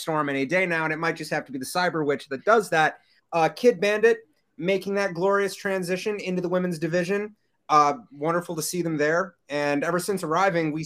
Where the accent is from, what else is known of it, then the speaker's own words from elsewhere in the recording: Long Island, New York, United States; now in New York City, United States; I grew up on Long Island, but the last decade or so of my life I've spent here in the city